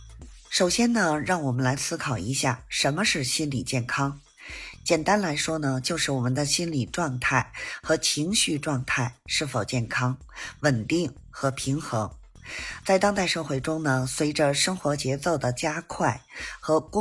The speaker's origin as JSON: {"language": "Chinese", "region": "Beijing", "country": "China"}